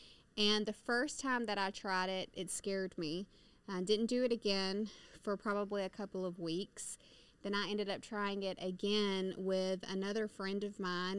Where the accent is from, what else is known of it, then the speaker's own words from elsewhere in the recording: Somerville, Georgia, United States; now in Atlanta, United States; I am originally from Somerville, Georgia. I have lived in Atlanta, Georgia, for the last 13 and a half years